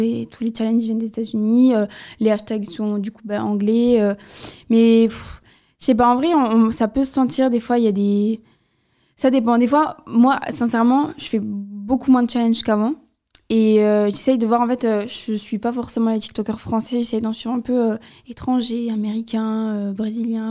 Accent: the South, southern France, France; je viens du Sud

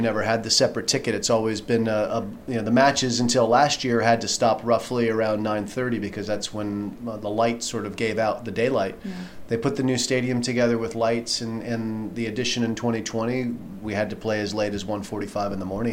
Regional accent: United States; I'm from the United States

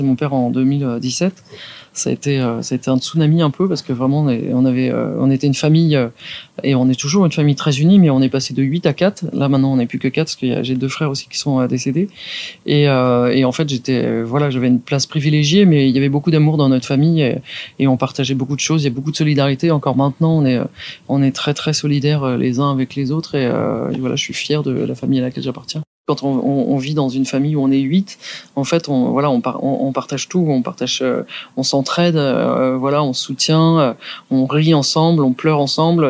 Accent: Saint-Germain-en-Laye, Île-de-France, France; also born or lived in Poissy / Andrésy; je suis né à Saint-Germain-en-Laye

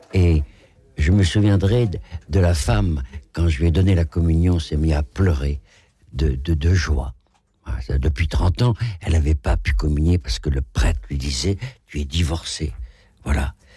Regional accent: Rochefort, Nouvelle-Aquitaine, France; moved away as an adult; also born or lived in Algeria / Paris; je suis de Rochefort-sur-Mer

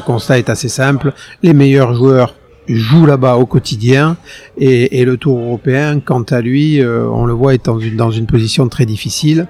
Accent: Hossegor, Nouvelle-Aquitaine, France; J'ai grandi à Osgore

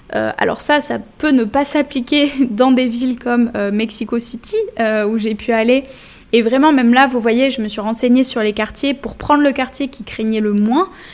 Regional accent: Bordeaux, Nouvelle-Aquitaine, France; je suis de Bordeaux

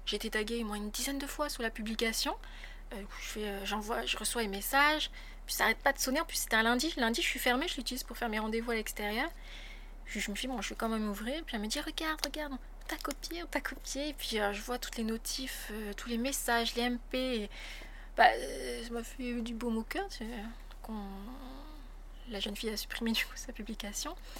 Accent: French Polynesia; also born or lived in France; j'ai passé euh, mon bac là-bas. Ensuite, j'ai intégré l'Université de Polynésie française

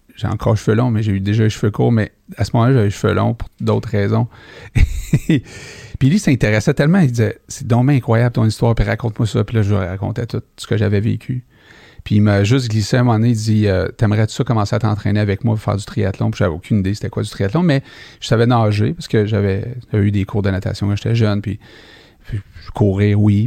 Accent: Montreal, Quebec, Canada; je suis né à Rivière-des-Prairies

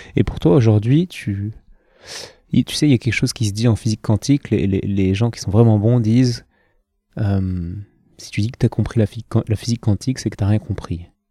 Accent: Lyon, Auvergne-Rhône-Alpes, France; je viens de Lyon

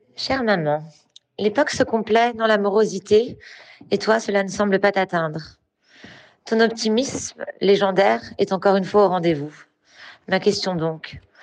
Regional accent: France; Je suis né euh, en France

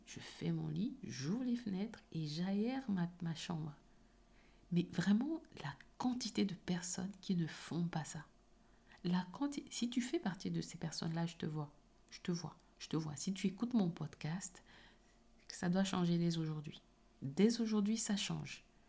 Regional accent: Cameroon; moved away; j'ai grandi au Cameroun et j'étais dans une école privée

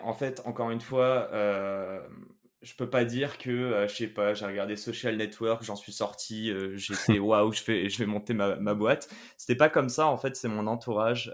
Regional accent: Paris, Île-de-France, France; moved away as an adult; also born or lived in Quebec, Canada / China; À mes 18 ans, j'ai quitté Paris, euh, où, je suis né

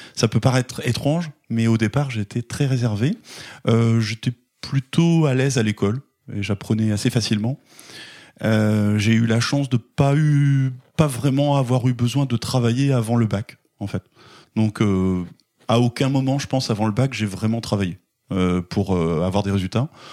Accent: Caen, Normandy, France; now in Granville, France; je suis né à Caen, euh, pas très loin d'ici, euh, donc en, Normandie. je suis originaire de, Caen

